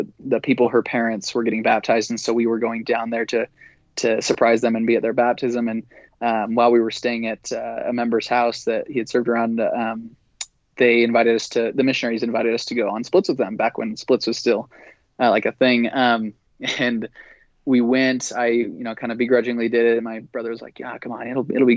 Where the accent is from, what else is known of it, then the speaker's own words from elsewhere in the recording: Utah, United States; growing up in Utah, growing up in the church